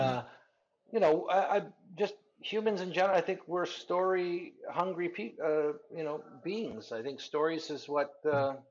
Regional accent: Canada; also born or lived in southern Spain; now in Spain; I'm a Canadian guy living in Spain

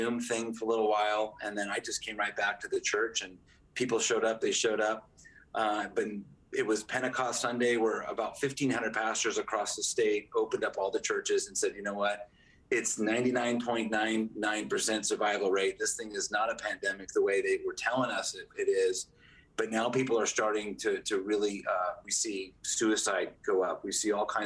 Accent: Newport Beach, California, United States; now in San Jose, United States; I was born in Newport Beach, and all of our family lives down there

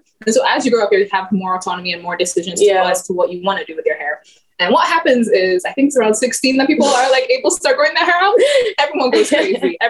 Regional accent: Egypt; also born or lived in Ghana; especially when I first moved out to Ghana and I moved to Egypt, I grew up in Egypt, really.

